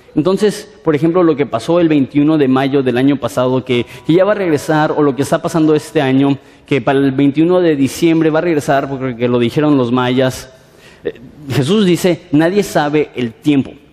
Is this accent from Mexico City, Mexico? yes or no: yes; Mexico City, Mexico; vengo de la Ciudad de México